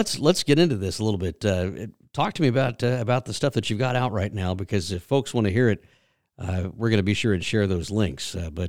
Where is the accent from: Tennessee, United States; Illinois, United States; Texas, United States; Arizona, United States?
Texas, United States; now in Georgia, United States; I grew up in Texas, cut my teeth in Texas honky tonks and country radio back there.